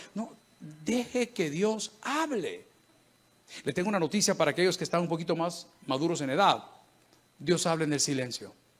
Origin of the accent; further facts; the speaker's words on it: El Salvador; En mi país, El Salvador